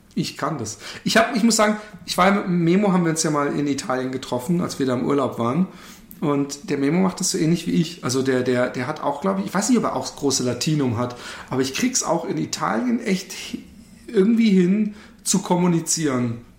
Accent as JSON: {"language": "German", "town": "Karlsruhe", "region": "Baden-Württemberg", "country": "Germany", "tie": "born or raised there", "moved": "yes", "said": "war ich in meiner Heimatstadt Karlsruhe"}